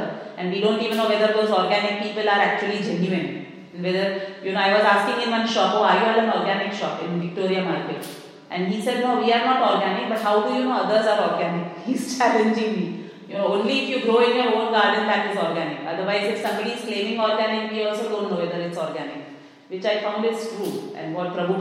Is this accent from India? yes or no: yes; India; moved away; I come from India